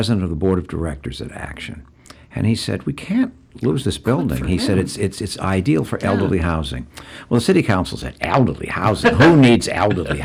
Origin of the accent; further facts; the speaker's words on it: Gloucester, Massachusetts, United States; I grew up here